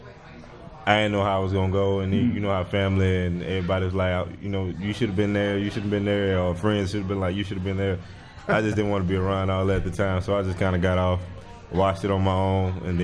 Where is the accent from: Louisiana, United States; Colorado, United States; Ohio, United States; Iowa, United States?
Louisiana, United States; It was in my hometown. I didn't have to leave, but I committed to like four different schools.